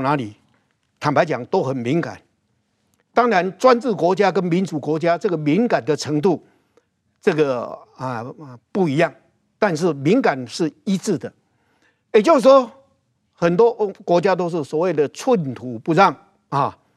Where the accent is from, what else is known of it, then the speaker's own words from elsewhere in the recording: Taiwan; 我们台湾人很多是从漳州来，主要是漳州跟泉州嘛，哈，而且漳州还是占多数嘛